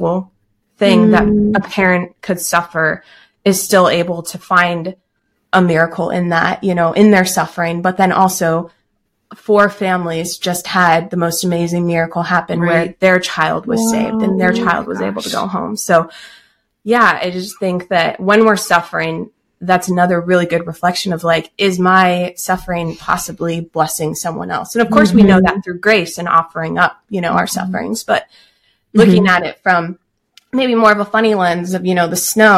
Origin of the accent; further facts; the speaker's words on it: Austin, Texas, United States; also born or lived in Alaska; I'm from Austin as well